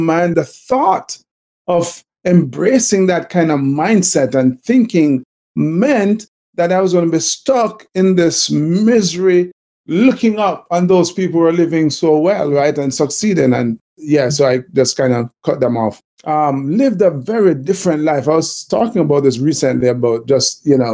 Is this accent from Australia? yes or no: no; Jamaica; accent: Jamaican; they're probably hearing from the accent that I'm Jamaican too